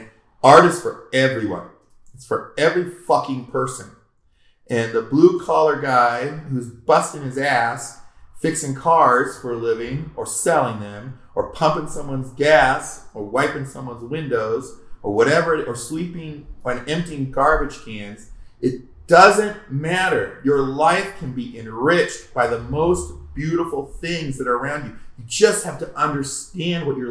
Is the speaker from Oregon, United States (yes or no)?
yes; Oregon, United States; also born or lived in California; now in Colorado, United States; growing up in Oregon